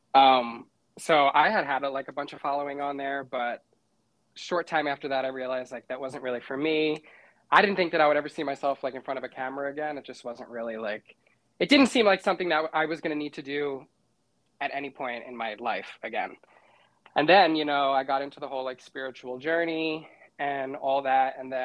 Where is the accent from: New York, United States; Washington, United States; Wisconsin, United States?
New York, United States; I'm from New York